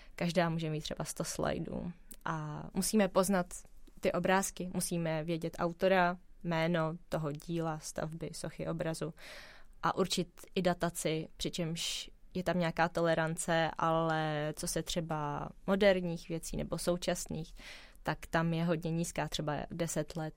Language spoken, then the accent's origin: Czech; Prague, Czechia; protože jsem se narodila v Praze, mám pocit, že tady všechno znám